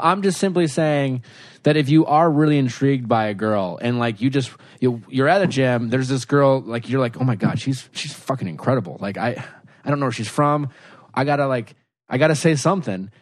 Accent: Milwaukee, Wisconsin, United States; growing up in Milwaukee

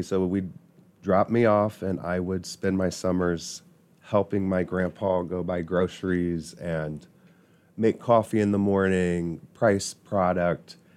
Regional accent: New Palestine, Indiana, United States; also born or lived in Irvington, Indianapolis; I grew up in New Palestine

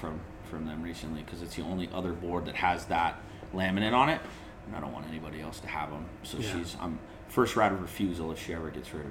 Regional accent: Nebraska, United States; I'm going to start surfing, I moved to Southern California. I'm from Nebraska.

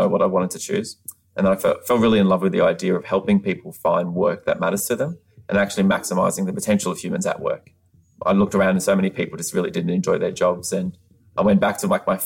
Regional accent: Australia; moved away as an adult; now in United States; I'm from Australia. I've only been living in the United States for 4 years.

